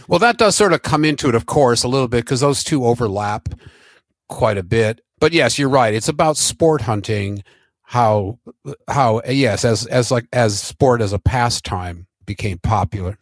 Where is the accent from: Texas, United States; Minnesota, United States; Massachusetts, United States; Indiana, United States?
Minnesota, United States; Minneapolis; I grew up in Minneapolis